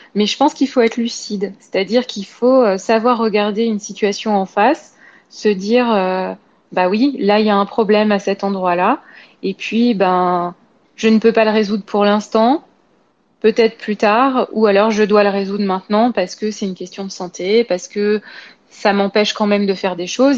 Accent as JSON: {"language": "French", "town": "Paris", "region": "Île-de-France", "country": "France", "said": "je suis parisienne"}